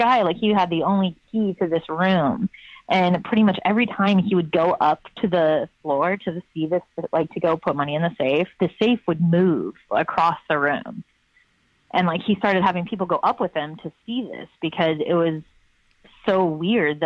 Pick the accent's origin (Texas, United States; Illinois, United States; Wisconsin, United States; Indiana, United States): Indiana, United States; Lafayette; now in Portland, United States; when I was growing up in Lafayette, Indiana, my high school used to run this haunted mansion